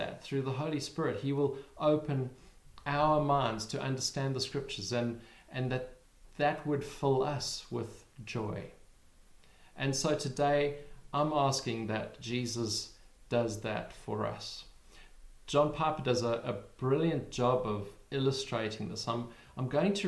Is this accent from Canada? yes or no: no; South Africa; now in United Kingdom; we live in the UK, but we're originally from South Africa